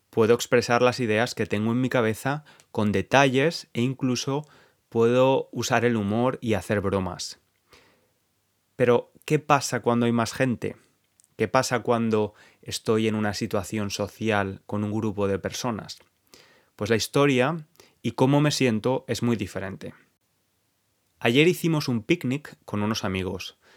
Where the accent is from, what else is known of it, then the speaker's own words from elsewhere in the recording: Spain; El caso es que éramos cuatro nativos, incluyendo a mi novio y luego yo, que soy español.